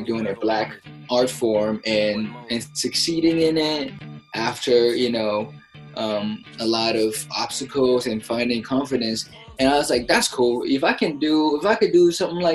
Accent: United States; English is a second language; also born or lived in China; as a Chinese boy growing up in America

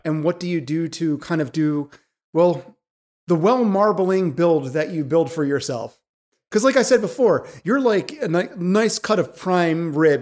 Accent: Philadelphia, Pennsylvania, United States; I'm from Philadelphia. I drop Gs all the time.

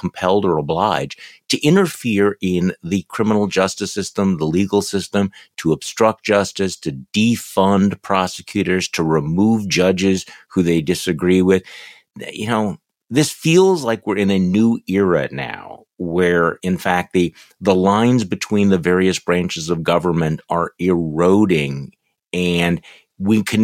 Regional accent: Wisconsin, United States; my home state here

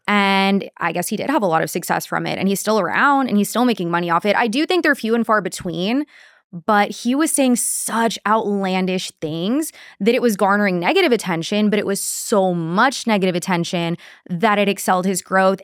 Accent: Corpus Christi, Texas, United States; I am from Corpus

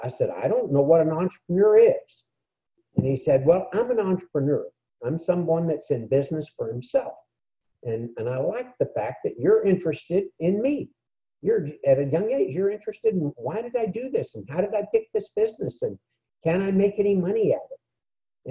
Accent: San Antonio, Texas, United States; I grew up in San Antonio, Texas

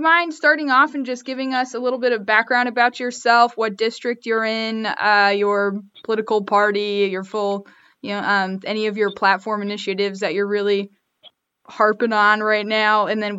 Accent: Las Vegas, Nevada, United States; moved away; my hometown is Las Vegas.

